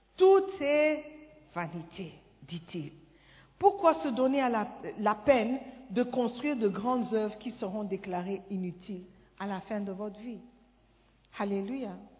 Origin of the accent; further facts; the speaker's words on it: Ghana; French is a second language; moved away as an adult; Moi, je viens du Ghana.